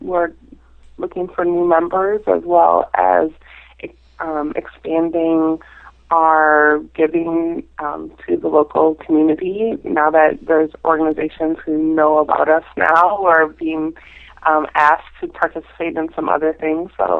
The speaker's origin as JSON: {"language": "English", "region": "Minnesota", "country": "United States", "moved": "as an adult", "lives_now": "Washington, D.C., United States", "said": "I'm originally from Minnesota, so being in Washington, D.C. for the past 14 and a little over 14 years"}